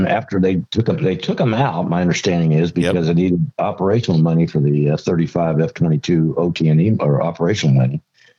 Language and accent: English; Georgia, United States; also born or lived in Palm Springs, California; And I went to Palm Springs High School in California, even though I'm from Georgia. My dad was career military.